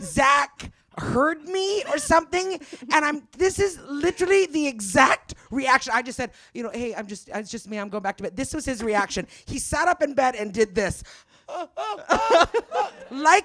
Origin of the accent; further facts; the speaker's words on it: Canada; now in West Hollywood, United States; I'm Canadian